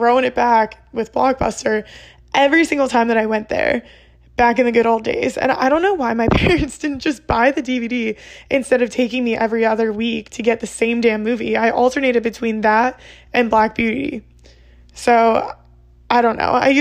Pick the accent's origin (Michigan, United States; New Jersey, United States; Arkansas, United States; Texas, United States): New Jersey, United States; also born or lived in Pennsylvania; I'm from Jersey, born and raised in Jersey